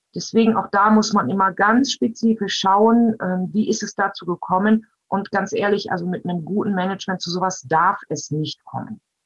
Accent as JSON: {"language": "German", "country": "Germany", "said": "Bei uns in Deutschland"}